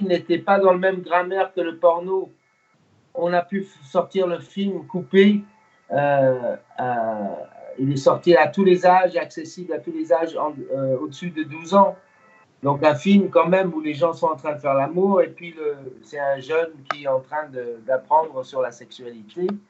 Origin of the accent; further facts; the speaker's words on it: United States; first language English; French is a second language; moved away; also born or lived in Germany / England; je suis né en Allemagne d'un papa américain militaire et d'une maman. Euh, j'ai grandi aux États-Unis. Ma langue première, vraiment, c'est l'anglais